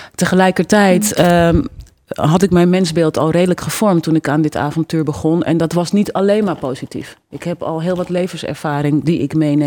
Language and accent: Dutch; Netherlands; als Nederlandse vrouw zou ik het gek vinden dat ik niet goed Nederlands spreek